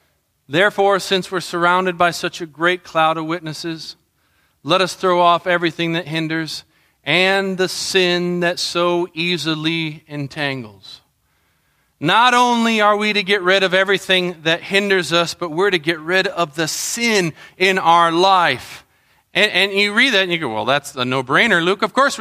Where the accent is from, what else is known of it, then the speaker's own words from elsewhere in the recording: Colombia; I think of growing up in Colombia, you know, in the jungles.